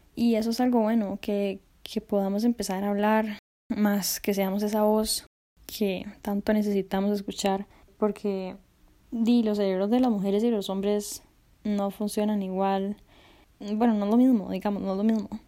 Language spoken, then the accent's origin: Spanish; Costa Rica; yo soy de Costa Rica